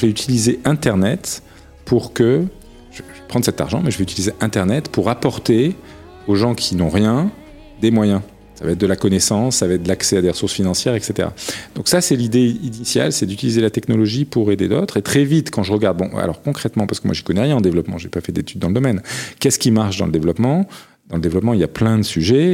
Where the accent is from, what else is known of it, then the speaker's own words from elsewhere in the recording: the South, southern France, France; moved away; je viens du Sud